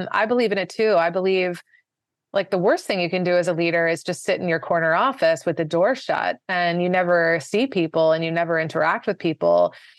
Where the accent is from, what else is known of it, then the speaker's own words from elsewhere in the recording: Washington, District of Columbia, United States; moved away as an adult; also born or lived in Maryland / Virginia / New York City; grew up most of the time in the D C, uh, sort of beltway suburbs for, part of the time in Maryland, part of the time in Virginia.